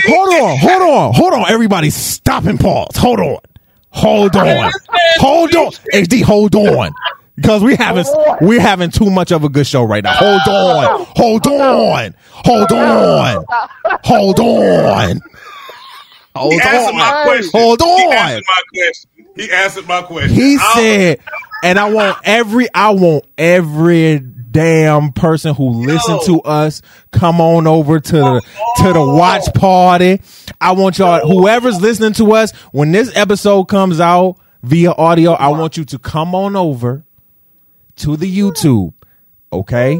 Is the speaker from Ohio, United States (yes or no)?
yes; Cleveland, Ohio, United States; I'm from Cleveland.